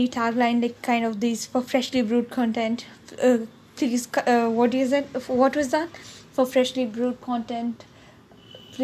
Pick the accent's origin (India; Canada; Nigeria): India; South India; I am an Indian, or you can say South Indian to be precise